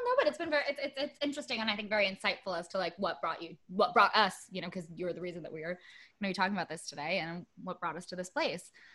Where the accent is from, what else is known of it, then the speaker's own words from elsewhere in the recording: United States; being an American traveling somewhere else